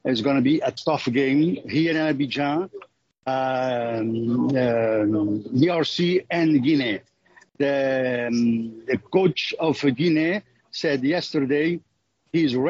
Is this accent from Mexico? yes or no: no; Cape Verde; now in United States; I'm from Cape Verde